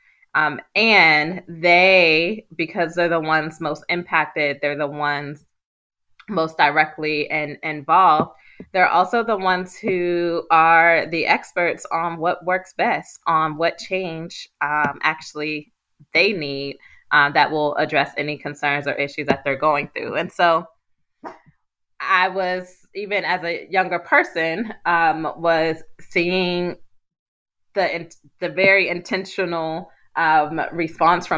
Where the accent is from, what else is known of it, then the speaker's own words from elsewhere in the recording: Pittsburgh, Pennsylvania, United States; how I was brought up in Pittsburgh